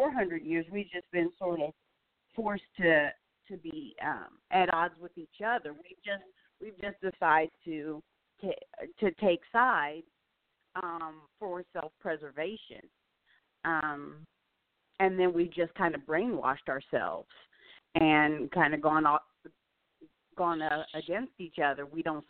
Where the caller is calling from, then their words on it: Gainesville, Virginia, United States; from Gainesville, Virginia.